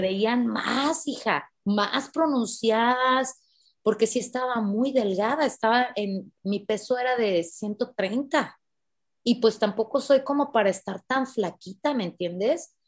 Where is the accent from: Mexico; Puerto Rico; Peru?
Mexico; yo soy de México